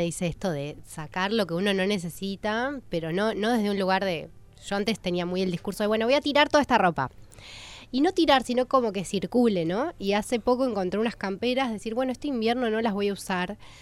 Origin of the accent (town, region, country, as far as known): Argentina